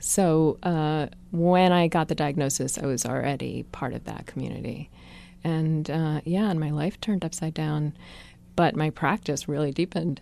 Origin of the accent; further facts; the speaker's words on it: Washington, District of Columbia, United States; accent: California white girl; also born or lived in Africa / Ethiopia / Eritrea; we grew up in Washington, D C